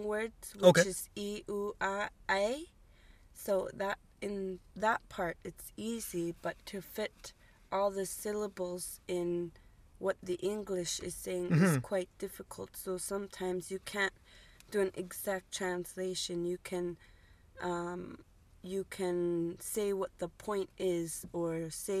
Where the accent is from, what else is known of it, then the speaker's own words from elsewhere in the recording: Sanikiluaq, Nunavut, Canada; first language Inuktitut; English is a second language; moved away; I'm from Senikiluak, Nunavut